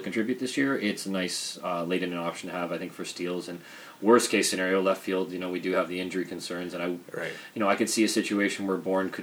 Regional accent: Mississauga, Ontario, Canada; Chris played ball in my age group growing up in the Mississauga North baseball system

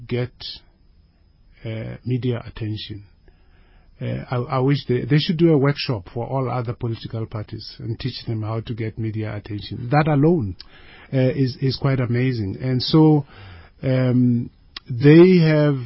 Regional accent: Limpopo, South Africa; also born or lived in Soweto, Gauteng, South Africa; I was born in Soweto, in Midlands, in Zone 8, Midlands. And I didn't stay in Soweto all my life because when I was about 4, my mother died. And after the death of my mother, my father outsourced the children to his mother, who was in Limpopo.

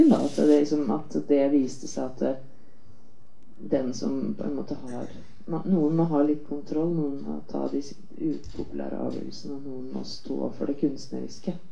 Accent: Sweden; now in Norway; Altså, jeg kom fra Sverige, og det er, filmtradisjonen i Sverige er veldig tung.

